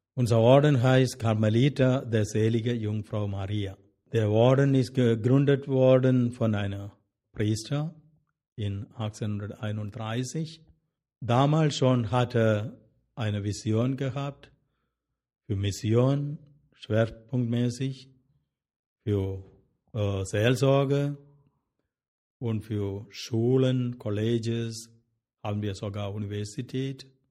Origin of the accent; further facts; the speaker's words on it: Kerala, India; German is a second language; moved away as an adult; also born or lived in Rome, Italy / Bonn, Germany; now in Germany; ich bin 1949 geboren in Indien, in Südindien, in Kerala